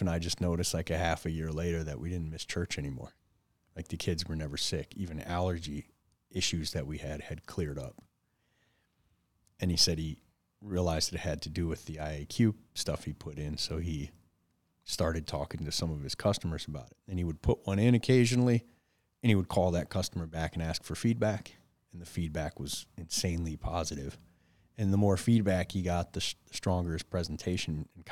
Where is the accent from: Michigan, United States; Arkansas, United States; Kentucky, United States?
Michigan, United States; Detroit; growing up in Detroit, no dad, hanging around gangs and drugs